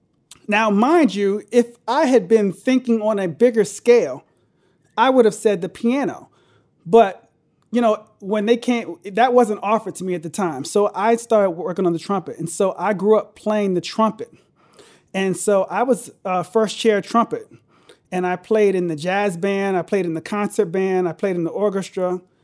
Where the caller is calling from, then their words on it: Glenelg, Maryland, United States; I'm in between Baltimore and D.C., an area called Glen Elg.